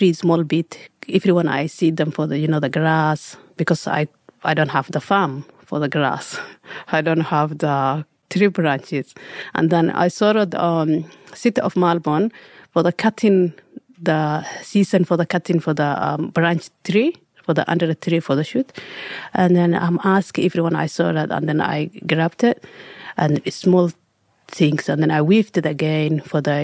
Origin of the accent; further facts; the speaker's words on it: Somalia; English is a second language; moved away as an adult; also born or lived in Egypt / Sydney, Australia; now in Australia; I'm coming from Somalia, East Africa. I was young, 5 years old